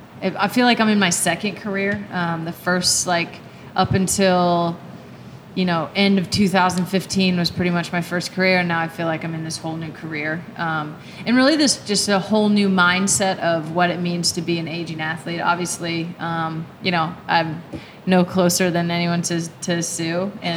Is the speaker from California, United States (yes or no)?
yes; California, United States; I'm from California and spent a lot of time in Southern California and San Diego.